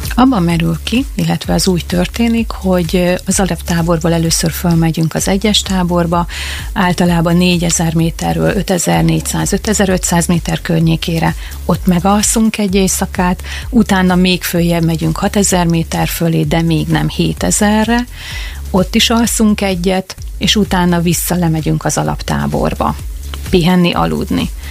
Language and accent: Hungarian; Makó, Csongrád-Csanád, Hungary; mi ide születtünk